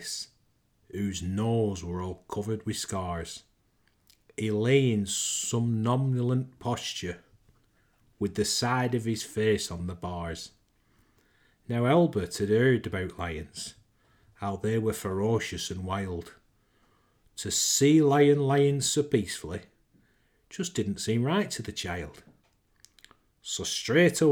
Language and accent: English; Lancashire, North West England, United Kingdom; accent: Lancashire twang; As I'm from Lancashire, born and bred, I reckon I can pull this accent off